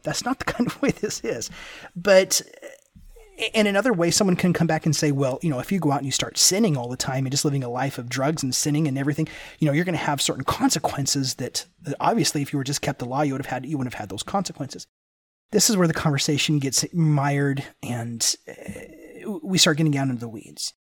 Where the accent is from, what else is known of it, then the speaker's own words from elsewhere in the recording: Memphis, Tennessee, United States; also born or lived in Ventura, California; I grew up in Memphis, Tennessee